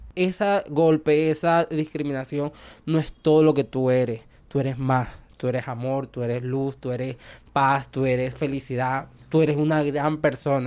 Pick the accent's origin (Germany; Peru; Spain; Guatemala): Germany; Spanish is a second language; moved away as an adult; soy de Alemania y vine aquí para conocer Barranquilla y la costa colombiana